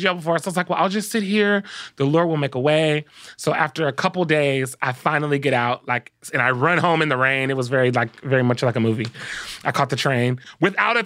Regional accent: Compton, California, United States; I grew up in Compton

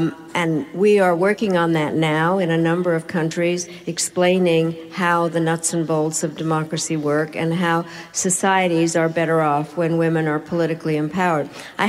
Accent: United States; So what happened was, being the American, I created a caucus, and we called ourselves the G7.

